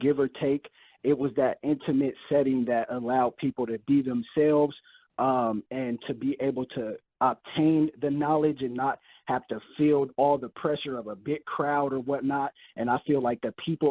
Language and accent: English; California, United States; moved away as an adult; now in Houston, United States; I'm originally from California, so me being, I moved out here about a year ago